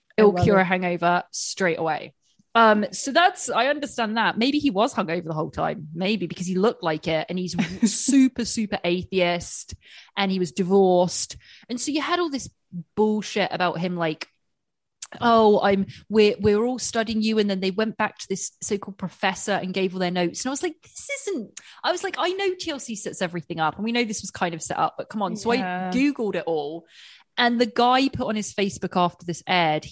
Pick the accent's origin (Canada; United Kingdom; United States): United Kingdom; England; I'm English with teeth, English teeth